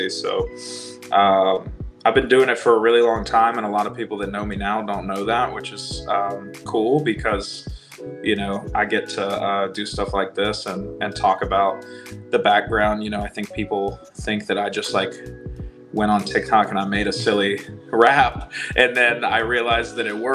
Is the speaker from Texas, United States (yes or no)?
no; Virginia, United States; I grew up in Virginia. I live in Virginia now, but I grew up in Virginia